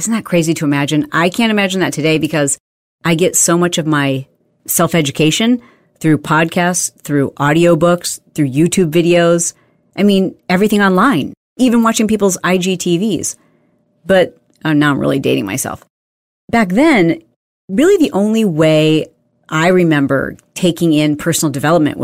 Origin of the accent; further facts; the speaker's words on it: Midwest, United States; I grew up in the Midwest